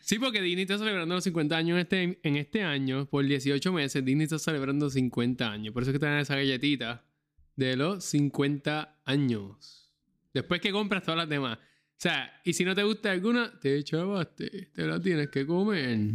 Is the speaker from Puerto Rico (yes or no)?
yes; Puerto Rico; moved away as an adult; yo soy puertorriqueño